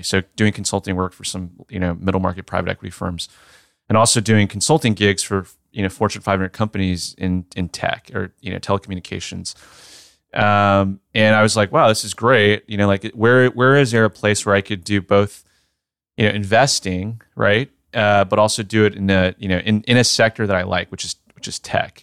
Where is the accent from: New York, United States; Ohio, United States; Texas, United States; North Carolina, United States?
Texas, United States; Sugar Land; Texas, born and raised, uh, right outside of Houston